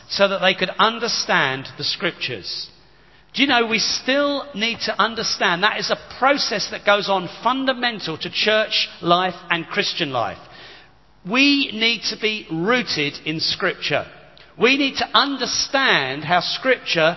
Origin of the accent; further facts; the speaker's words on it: United Kingdom; we're very British